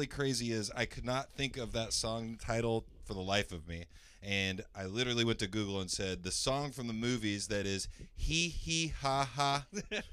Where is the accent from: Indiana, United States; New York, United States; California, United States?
Indiana, United States; Greenfield; I grew up around Greenfield